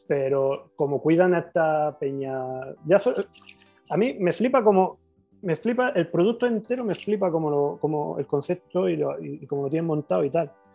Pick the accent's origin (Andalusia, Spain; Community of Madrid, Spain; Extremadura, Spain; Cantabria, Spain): Andalusia, Spain; Granada; yo que soy de Granada